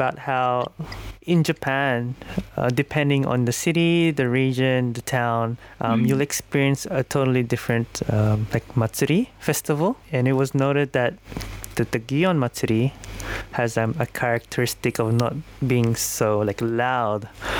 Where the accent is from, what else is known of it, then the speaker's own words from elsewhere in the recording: Sydney, New South Wales, Australia; I come from Sydney, Australia